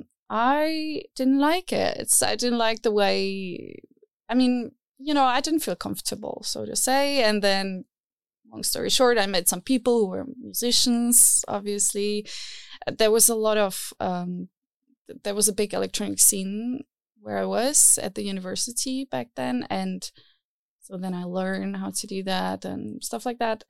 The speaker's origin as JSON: {"language": "English", "country": "Czechia", "tie": "born or raised there", "moved": "as an adult", "lives_now": "Berlin, Germany", "said": "I come from Czech Republic, and there the scene was not so big"}